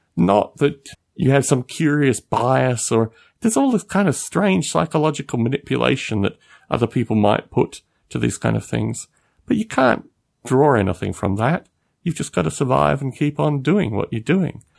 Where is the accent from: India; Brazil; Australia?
Australia; moved away as an adult; I've lived out of Australia for twelve years. I don't really care too much about being Australian